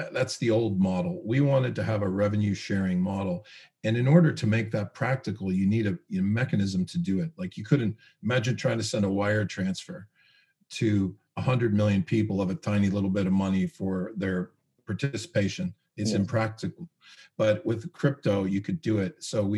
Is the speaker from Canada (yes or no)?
yes; Canada; also born or lived in United States; I grew up in Canada and US.